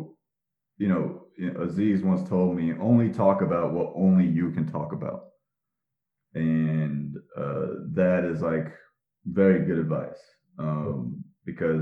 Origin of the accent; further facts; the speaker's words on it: Parsippany, New Jersey, United States; I grew up in Parsippany, New Jersey